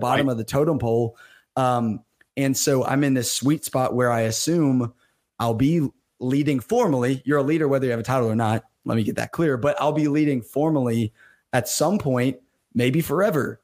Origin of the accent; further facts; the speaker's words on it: Birmingham, Alabama, United States; me growing up in Alabama, Birmingham, Alabama